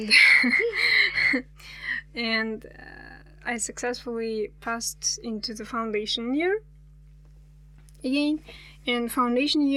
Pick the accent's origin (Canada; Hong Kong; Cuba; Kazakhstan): Kazakhstan; Almaty Region; English is a second language; I'm actually from Almaty, but not from the city